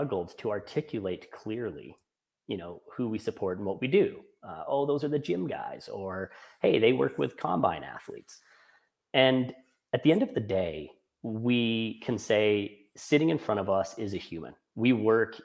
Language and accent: English; Canada; I'm Canadian